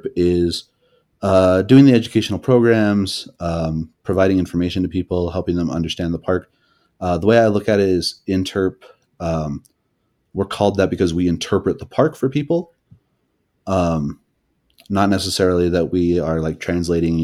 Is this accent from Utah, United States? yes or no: yes; Utah, United States; also born or lived in Fort Peck Reservation, Northeast Montana; I grew up here in Utah.